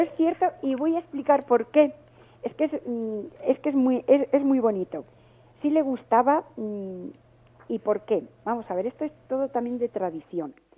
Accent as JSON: {"language": "Spanish", "town": "León", "region": "Castile and León", "country": "Spain", "said": "yo soy de León, pero mi familia es vasca"}